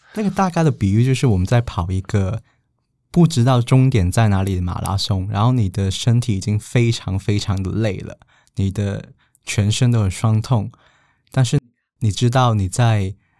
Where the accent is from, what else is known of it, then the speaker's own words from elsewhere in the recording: Hong Kong; moved away as an adult; now in Taiwan; 我说香港